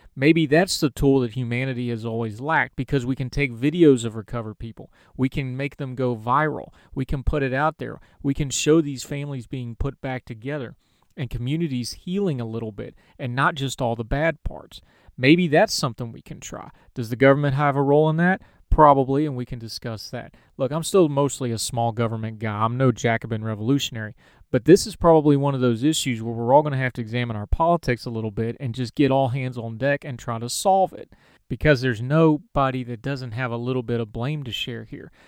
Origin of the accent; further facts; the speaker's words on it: West Virginia, United States; West Virginia Public Media did a story. They actually did it on my hometown